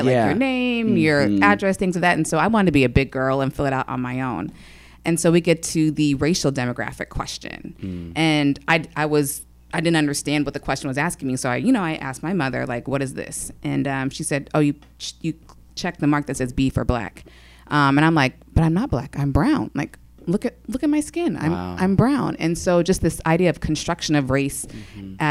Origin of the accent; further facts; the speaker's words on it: Federal Way, Washington, United States; also born or lived in Seattle, Washington; I'm from Seattle, Washington originally